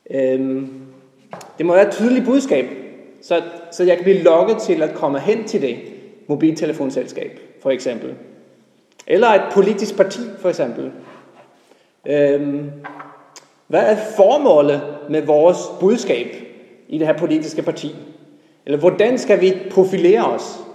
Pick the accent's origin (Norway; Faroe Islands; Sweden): Norway; now in Denmark; og helt tilbage, så kommer jeg egentlig fra Norge. Men øh, det er nogle år siden, jeg har boet der.